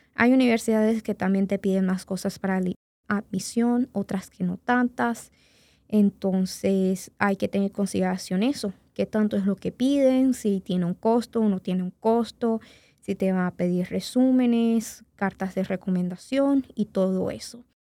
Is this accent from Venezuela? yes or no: yes; Venezuela; now in Indianapolis, United States; como yo nací en Venezuela y después vine acá a los Estados Unidos